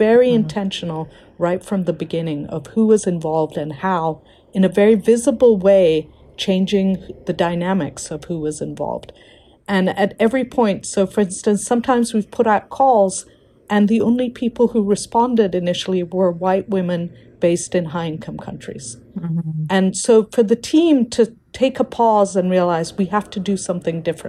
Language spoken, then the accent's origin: English; India; moved away; also born or lived in Africa; I'm an Indian citizen working in Africa